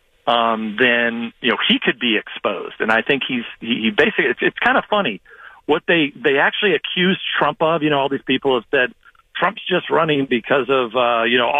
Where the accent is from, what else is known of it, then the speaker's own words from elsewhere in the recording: California, United States; I grew up in California, represented California.